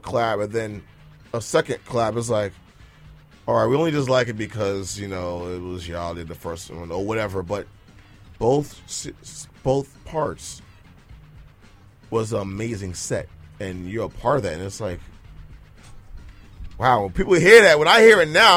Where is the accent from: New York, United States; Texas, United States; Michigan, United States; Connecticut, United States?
New York, United States; New York City; it's still New York